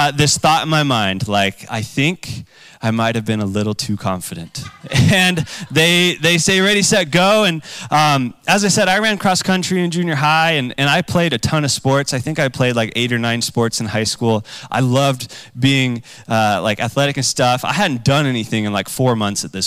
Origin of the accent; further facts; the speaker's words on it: Boise, Idaho, United States; I grew up in Boise